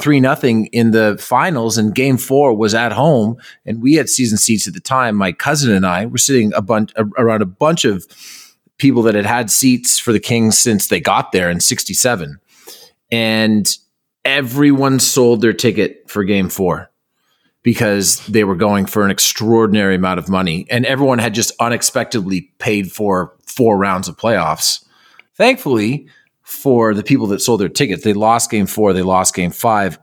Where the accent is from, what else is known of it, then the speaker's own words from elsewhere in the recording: Toronto, Ontario, Canada; growing up in Toronto